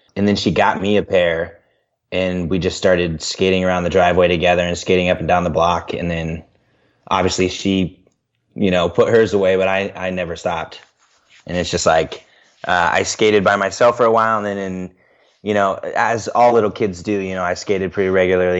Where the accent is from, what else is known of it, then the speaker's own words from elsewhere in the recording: Central Illinois, United States; moved away as an adult; also born or lived in Central Iowa; now in Des Moines, United States; I grew up in Central Illinois, and then I lived in Central Iowa for six years